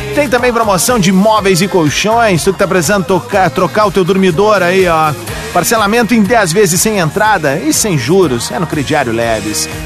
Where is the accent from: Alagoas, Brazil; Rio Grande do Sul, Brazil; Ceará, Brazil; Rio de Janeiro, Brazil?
Rio Grande do Sul, Brazil; Cerro Largo; moved away; Cerro Largo, a minha cidade natal, no noroeste do estado